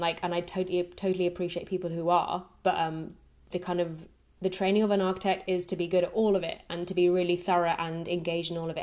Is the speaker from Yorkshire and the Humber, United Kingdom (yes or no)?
no; Brighton, South East England, United Kingdom; moved away as an adult; also born or lived in Nottingham; my hometown in Brighton